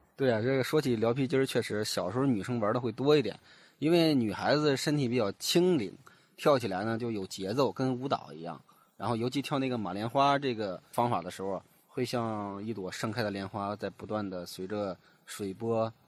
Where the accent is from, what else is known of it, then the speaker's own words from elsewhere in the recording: Hebei, China; 作为一个河北人呢，我从小就非常喜欢武侠故事